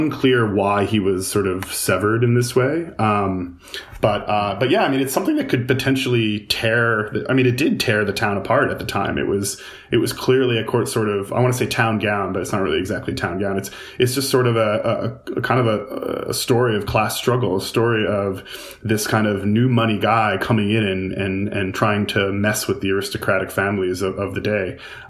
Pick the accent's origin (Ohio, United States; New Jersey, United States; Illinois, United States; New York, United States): New York, United States; Huntington; I grew up in Huntington, and you know, it's like a colonial town. It's been around for forever in Long Island.